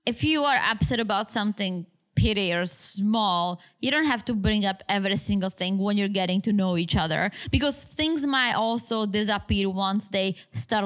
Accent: Bratislava, Bratislava Region, Slovakia; moved away; in Bratislava, in my homeland, my hometown, there is this big factory.

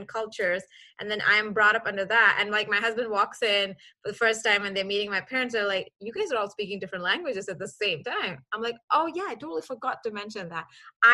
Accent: Kuwait; moved away as an adult; now in Dallas, United States; I grew up in Kuwait. I was born and raised in Kuwait for 26 years.

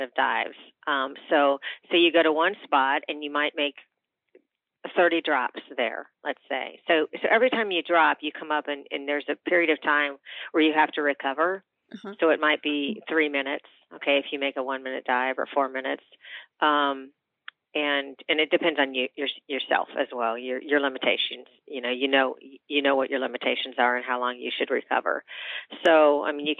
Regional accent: Miami, Florida, United States; I was born and raised in Miami

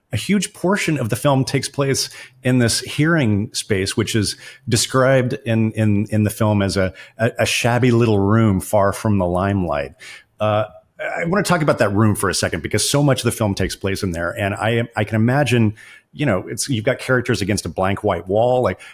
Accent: North Texas, United States; I grew up in North Texas, not very far away from where you shot the film.

